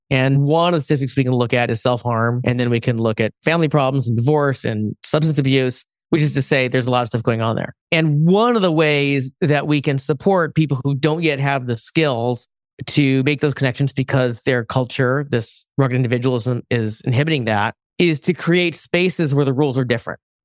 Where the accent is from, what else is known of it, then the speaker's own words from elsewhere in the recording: West Coast, United States; I'm Asian American. I'm originally from the West Coast.